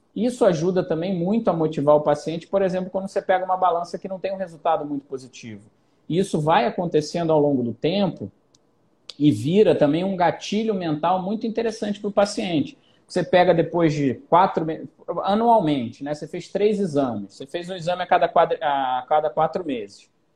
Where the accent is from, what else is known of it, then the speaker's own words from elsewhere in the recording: Rio de Janeiro, Brazil; Eu sou carioca que não vou pra praia